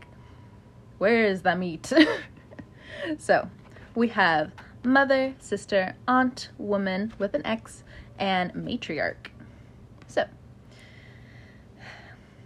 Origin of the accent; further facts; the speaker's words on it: California, United States; now in the southern United States; I grew up in California